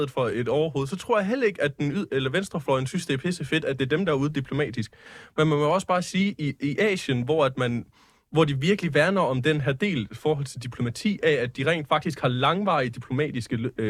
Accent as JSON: {"language": "Danish", "country": "Denmark", "said": "kan godt være, at de ikke er politiske, men de er stadigvæk et symbol for mange, og det, det, det vi som danskere øh, lever af, det er vores kultur og vores DNA."}